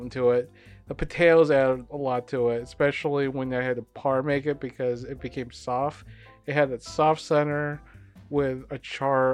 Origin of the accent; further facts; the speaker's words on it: Philippines; I'm Filipino.